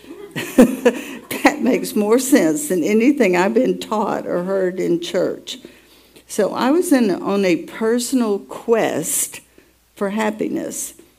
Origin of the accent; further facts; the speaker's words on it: Atlanta, Georgia, United States; I was born in Atlanta, Georgia